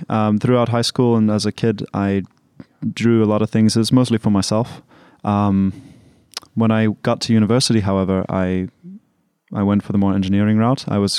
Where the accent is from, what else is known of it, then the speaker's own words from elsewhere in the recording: Pretoria, Gauteng, South Africa; So I'm from Pretoria, and we've lived there for about 7 years on and off.